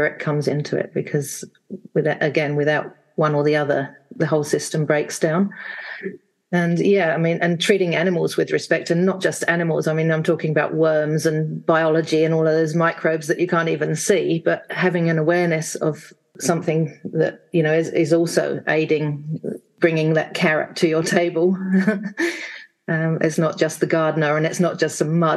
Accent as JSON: {"language": "English", "region": "England", "country": "United Kingdom", "tie": "born or raised there", "moved": "yes", "lives_now": "Wanaka, New Zealand"}